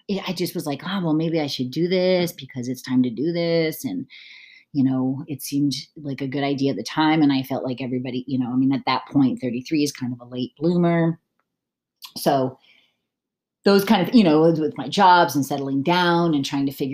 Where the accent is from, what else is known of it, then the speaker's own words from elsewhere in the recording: United States; moved away as an adult; I moved away from the United States in 2008